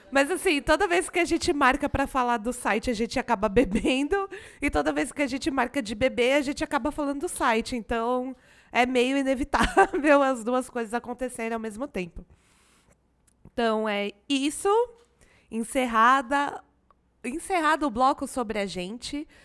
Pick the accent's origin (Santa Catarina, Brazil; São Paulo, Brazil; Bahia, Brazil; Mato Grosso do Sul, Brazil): São Paulo, Brazil; Tatuí; eu sou de Tatuí, cidade de ternura, interior de São Paulo. De vez em quando até meu sotaque original aparece aí.